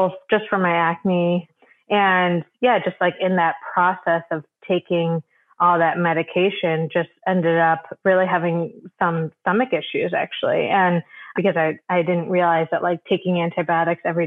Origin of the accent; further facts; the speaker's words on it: Michigan, United States; So I grew up in Michigan, just a suburb in Michigan